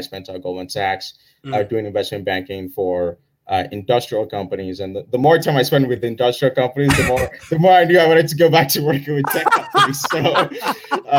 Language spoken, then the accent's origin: English; Nigeria; now in Oakland, United States; I grew up in Nigeria